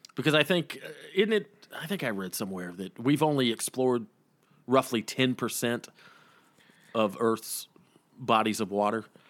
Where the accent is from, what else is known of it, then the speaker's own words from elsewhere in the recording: the South, United States; growing up in the South